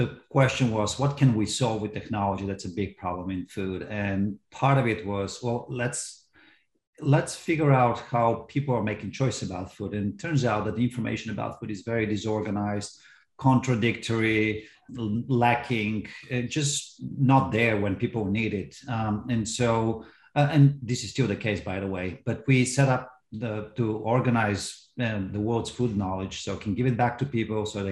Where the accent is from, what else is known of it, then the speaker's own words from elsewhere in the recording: Bulgaria; moved away as an adult; now in United States; I'm from Bulgaria originally, and I came here for college in 1992.